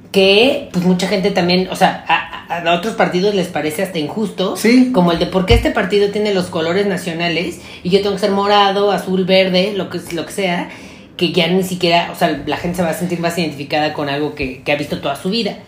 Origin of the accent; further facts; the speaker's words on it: Mexico; solo somos mexicanos